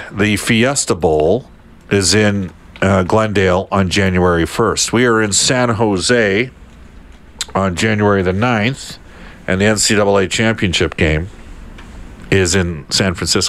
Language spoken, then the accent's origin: English; Edmonton, Alberta, Canada; I'm from Edmonton and that's my team.